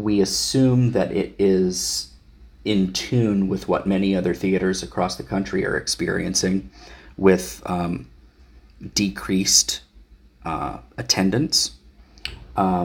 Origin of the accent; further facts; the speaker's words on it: Wayne County, Ohio, United States; moved away; I'm originally from Northeastern Ohio, actually born and raised in Wayne County, Ohio